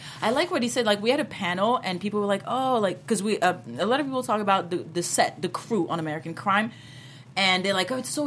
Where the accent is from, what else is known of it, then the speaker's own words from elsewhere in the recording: France; first language French; English is a second language; also born or lived in Martinique / America; now in United States; I grew up in France